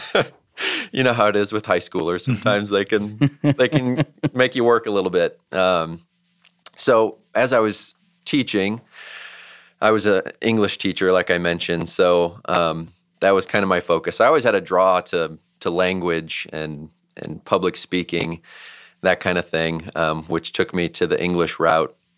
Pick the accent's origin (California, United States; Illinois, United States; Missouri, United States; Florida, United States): Missouri, United States; St. Louis; moved away as an adult; also born or lived in Georgia; we're both from St. Louis